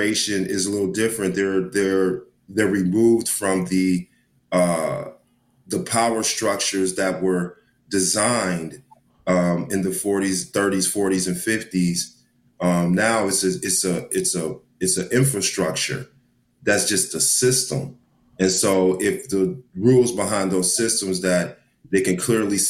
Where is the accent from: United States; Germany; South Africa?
United States; Dallas, Texas; we grew up together here in Dallas